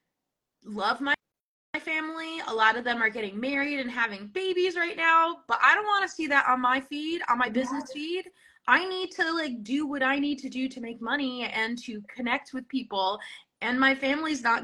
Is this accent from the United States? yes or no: yes; New Jersey, United States; now in Vermont, United States; I'm from New Jersey, in case you couldn't tell.